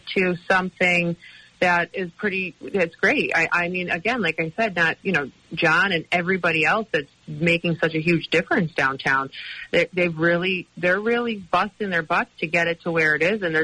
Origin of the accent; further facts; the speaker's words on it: Scranton, Pennsylvania, United States; also born or lived in Philadelphia; I'm from Scranton.